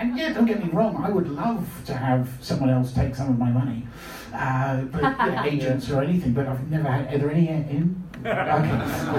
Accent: United Kingdom; sorry, this is going to sound, I'm incredibly British.

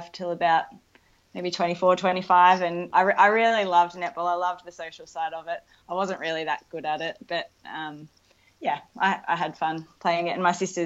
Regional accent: Albury, New South Wales, Australia; moved away as an adult; also born or lived in Bendigo, Victoria / Melbourne, Victoria; now in Torquay, Australia; I grew up in Albury-Wodonga

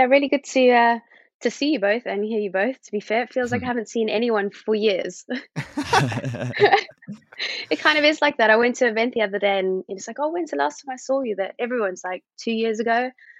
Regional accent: Somerset West, Western Cape, South Africa; moved away as an adult; now in United Kingdom; I was born in Cape Town and I grew up in a small little town called Somerset West, Rest, as we call it as adults, because it's quite a sleepy town, but it is next to all the vineyards.

